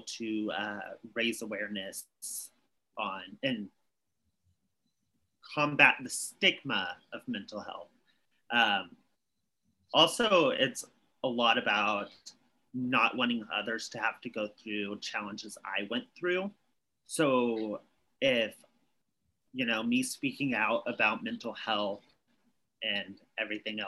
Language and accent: English; East Texas, United States; I grew up in East Texas and it's very conservative here